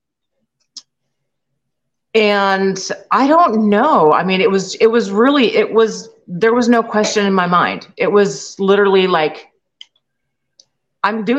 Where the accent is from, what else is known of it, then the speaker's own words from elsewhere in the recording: just north of Seattle, Washington, United States; moved away as an adult; we're originally from Washington, just north of Seattle.